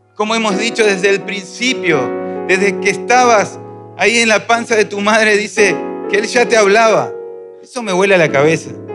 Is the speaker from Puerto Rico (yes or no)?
no; Argentina